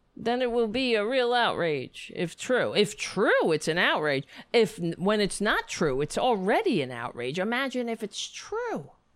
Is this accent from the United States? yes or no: yes; United States; as an American